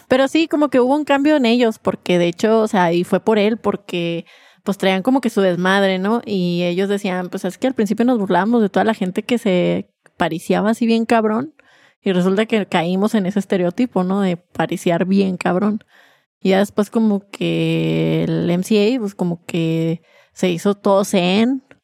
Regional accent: Mexico

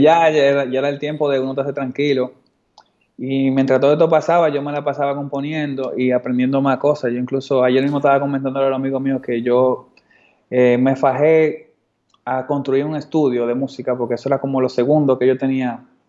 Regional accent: Dominican Republic; un dominicano montaba skate y se veía como yo

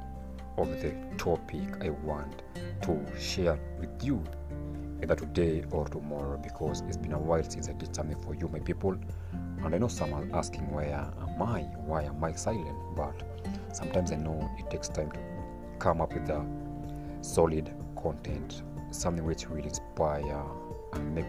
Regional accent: Kenya; I came from Kenya, a very good country

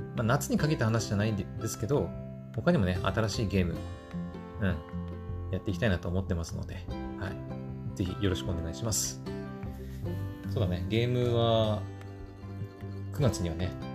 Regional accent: Japan; 私日本人だから日本語で喋って伝えてるんだけど

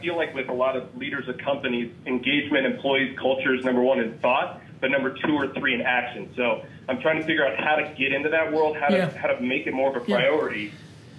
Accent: Denver, Colorado, United States; I'm from Denver, Colorado.

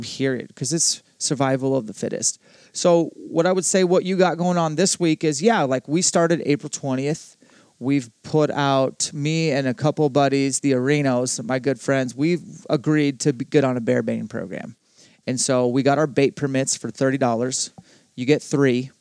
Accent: Spokane, Washington, United States; my hometown of Spokane

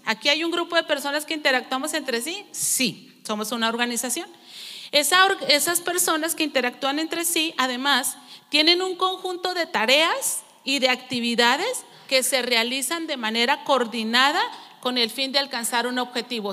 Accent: Mexico; also born or lived in Nonoava (family origin)

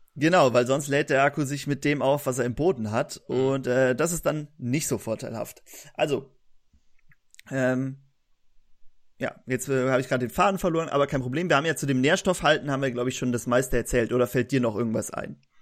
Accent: Germany; wir kommen aus Deutschland

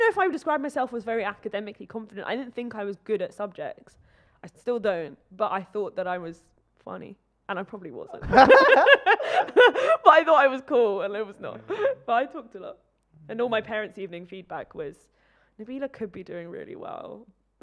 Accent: Oxford, South East England, United Kingdom; moved away; also born or lived in London; I grew up in Oxford

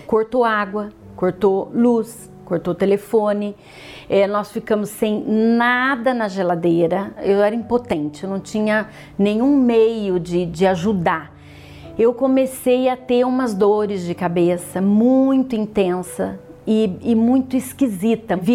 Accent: São João da Boa Vista, São Paulo, Brazil; born there; sou nascida em São João da Boa Vista, venho de uma família de classe média.

